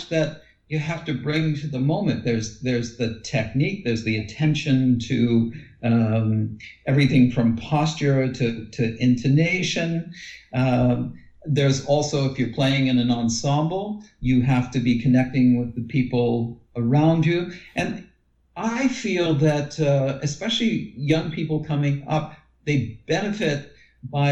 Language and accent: English; Windsor, Ontario, Canada; also born or lived in Toronto, Canada; now in Guelph, Canada; the area that I grew up in the Windsor, Detroit area.